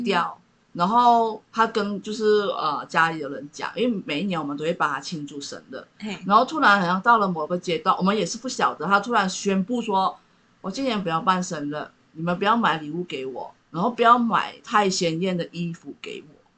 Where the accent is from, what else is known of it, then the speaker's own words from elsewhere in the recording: East Malaysia, Malaysia; 我们东马那边，因为我是广东的，就客家人